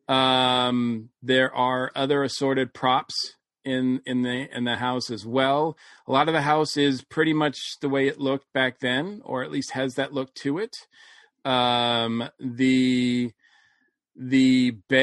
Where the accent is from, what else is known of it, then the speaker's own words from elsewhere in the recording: New England, United States; the ghost stories that I grew up with in New England